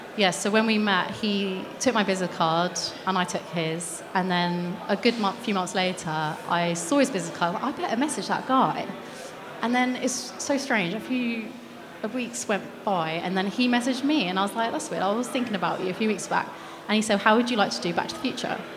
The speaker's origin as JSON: {"language": "English", "country": "United Kingdom", "said": "I'm British"}